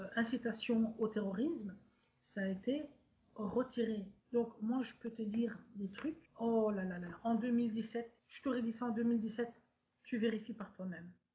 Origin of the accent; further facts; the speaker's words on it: Brussels, Brussels-Capital Region, Belgium; je suis née en Belgique en 1988 d'un père tunisien, musulman modéré, et d'une mère belge